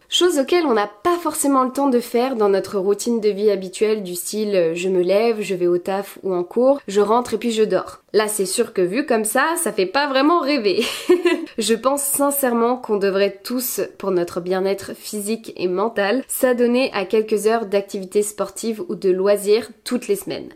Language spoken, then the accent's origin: French; France; accent: very French; Désolée pour mon accent très français